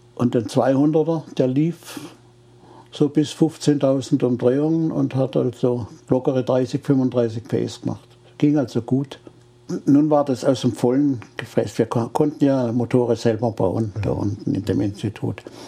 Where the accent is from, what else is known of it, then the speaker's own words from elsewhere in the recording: Freiburg, Baden-Württemberg, Germany; ich komme ja aus Freiburg.